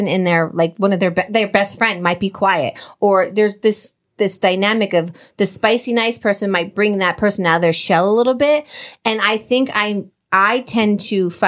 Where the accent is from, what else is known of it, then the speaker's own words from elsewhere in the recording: New Jersey, United States; we're both from Jersey